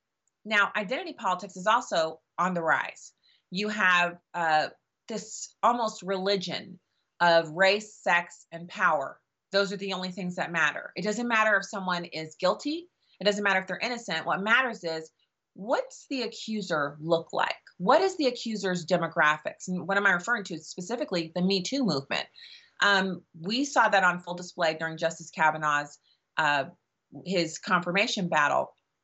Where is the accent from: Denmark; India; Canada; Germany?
Germany; I grew up in Germany where my dad was on active duty in the army, and there was no way in the world that my dad or my mom or any of the parents of my friends would have ever listened to me